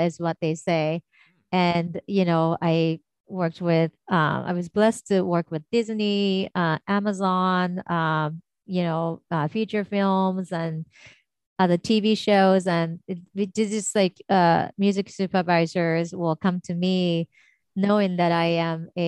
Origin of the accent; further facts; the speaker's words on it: Tokyo, Japan; moved away; I'm from Tokyo, Japan originally